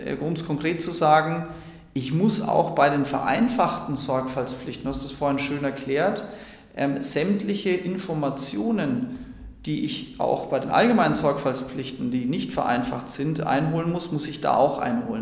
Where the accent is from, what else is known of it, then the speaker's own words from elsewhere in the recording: Franconia, Bavaria, Germany; ich komme ja nicht aus Bayern, sondern aus Franken